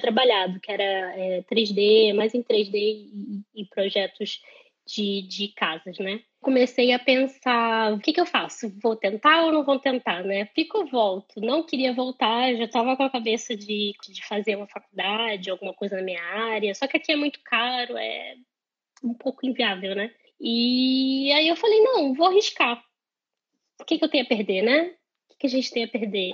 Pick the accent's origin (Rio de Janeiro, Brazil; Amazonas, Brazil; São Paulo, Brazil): Rio de Janeiro, Brazil; moved away as an adult; now in Ireland; venho do Rio de Janeiro